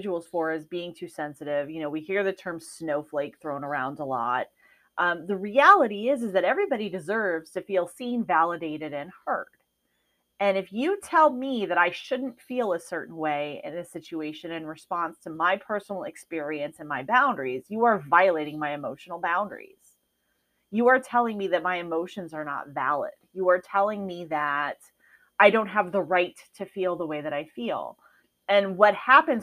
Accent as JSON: {"language": "English", "region": "Midwest", "country": "United States", "tie": "born or raised there", "moved": "yes", "lives_now": "Arizona, United States", "said": "I was raised in the Midwest where it snows"}